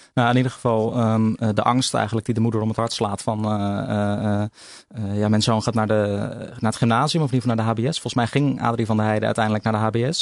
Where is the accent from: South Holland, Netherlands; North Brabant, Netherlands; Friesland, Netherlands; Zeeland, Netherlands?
South Holland, Netherlands; Vlaardingen; also born or lived in Schiedam; ik ben geboren in Schiedam en opgegroeid in Vlaardingen.